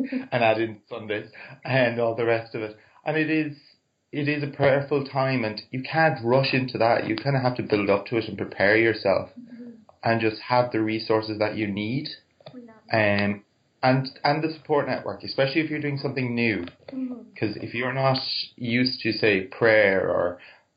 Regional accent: Cork, Munster, Ireland; I'm from Cork in Ireland

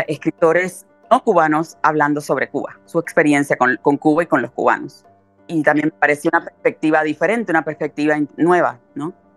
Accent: Carolina, Puerto Rico; also born or lived in New York, United States; now in United States; yo vengo de un lugar muy, muy pobre, de un caserío y de un hogar muy violento en Carolina, Puerto Rico.

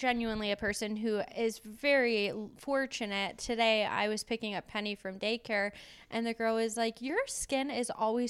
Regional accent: Michigan, United States; I'm from Michigan.

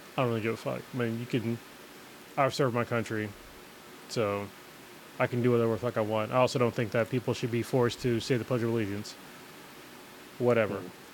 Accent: United States; as an American

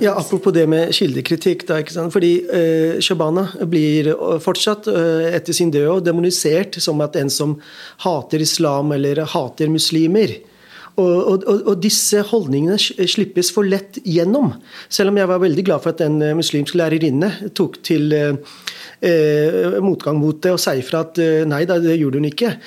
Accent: Norway; also born or lived in Pakistan; å vokse opp i to virkeligheter. En, det norske

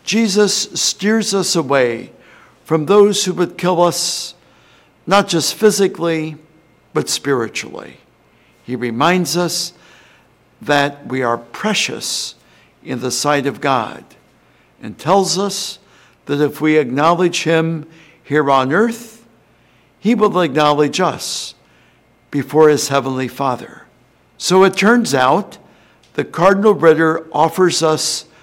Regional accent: New Albany, Indiana, United States; my hometown of New Albany, Indiana

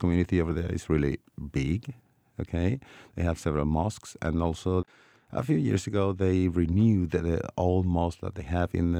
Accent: Malaga, Andalusia, Spain; born there; now in Madrid, Spain; Yes, I was born in Malaga. So Granada is a neighbor city from Malaga. But I'm based in Madrid now for quite a few years.

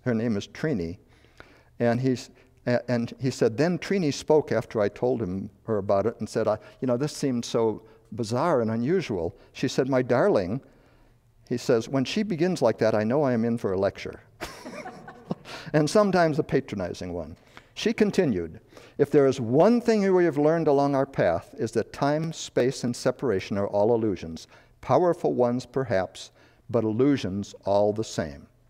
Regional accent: Chicago, Illinois, United States; born or raised there; moved away; also born or lived in Madison, Wisconsin / the West

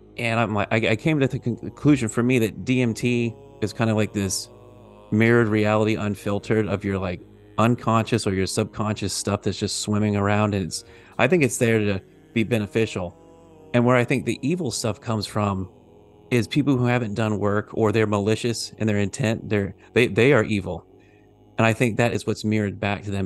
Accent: the South, United States; I grew up Baptist in the South

